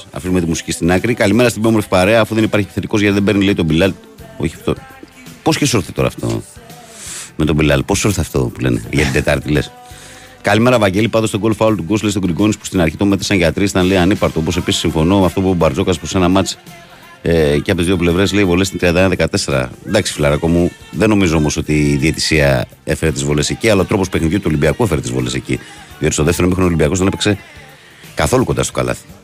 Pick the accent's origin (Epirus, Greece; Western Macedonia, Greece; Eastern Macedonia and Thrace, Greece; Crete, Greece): Western Macedonia, Greece; Servia; Λοιπόν, εγώ ξέρεις, είμαι από τα Σέρβια, έτσι.